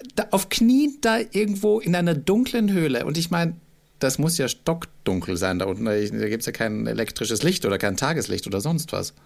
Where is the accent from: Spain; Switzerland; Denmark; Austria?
Austria; als Österreicher